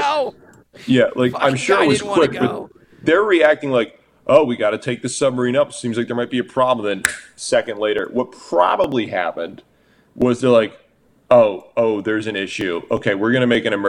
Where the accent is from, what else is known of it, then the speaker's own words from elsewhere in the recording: United States; I'm an American.